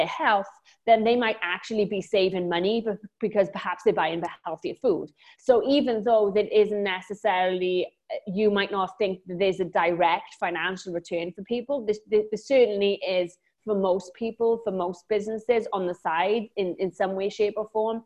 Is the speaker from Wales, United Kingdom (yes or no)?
yes; Wales, United Kingdom; accent: Welsh; now in Lanzarote, Spain; I'm originally from Wales, hence the accent, but I live on a tiny island just off of Africa in the Canary Islands called Lanzarote